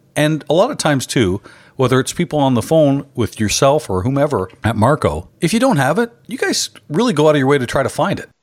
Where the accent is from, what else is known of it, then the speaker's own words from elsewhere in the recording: Canada; I'm a Canadian.